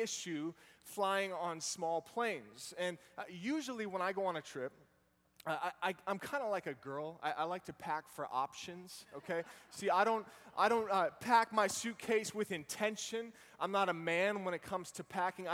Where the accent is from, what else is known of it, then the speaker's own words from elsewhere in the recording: Boston, Massachusetts, United States; now in Virginia, United States; I grew up over in the Boston area